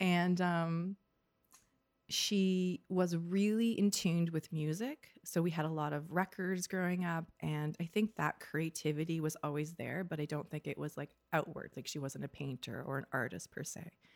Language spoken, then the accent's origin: English; North Vancouver, British Columbia, Canada; also born or lived in Ontario; I grew up in North Vancouver particularly